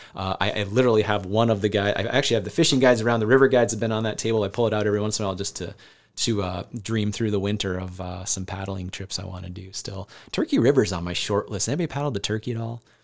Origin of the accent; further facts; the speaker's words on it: Northeast Iowa, United States; I grew up in Northeast Iowa and I thought I knew Northeast Iowa